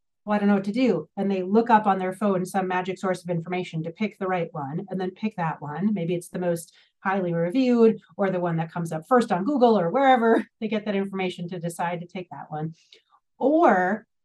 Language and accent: English; Minnesota, United States; I'm from Minnesota, the land of Target